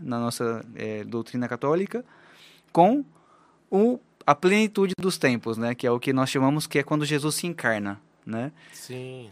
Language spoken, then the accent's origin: Portuguese; Araraquara, São Paulo, Brazil; moved away as an adult; also born or lived in Paraguay / Chile; now in Olinda, Brazil; eu sou natural de Araraquara, no interior de São Paulo